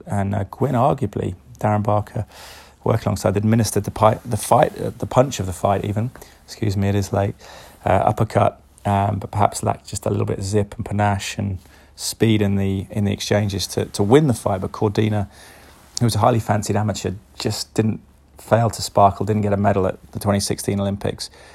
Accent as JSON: {"language": "English", "town": "Cheltenham", "region": "South West England", "country": "United Kingdom", "tie": "born or raised there", "said": "Cheltenham, my hometown"}